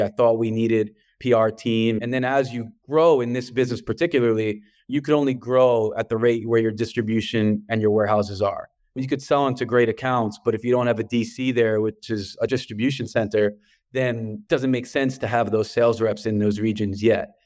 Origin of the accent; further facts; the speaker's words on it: New York City, New York, United States; accent: New York; the way I pronounce water, you probably hear, um, from New York, and I'm from Brooklyn.